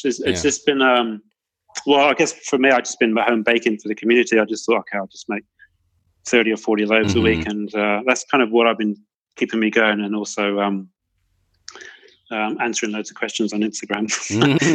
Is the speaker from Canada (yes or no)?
no; Cornwall, South West England, United Kingdom; now in Melbourne, Australia; I'm from Cornwall